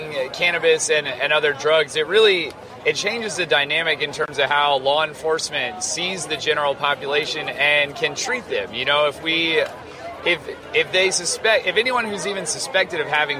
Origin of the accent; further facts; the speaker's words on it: Farmington, New Mexico, United States; I'm from Farmington, New Mexico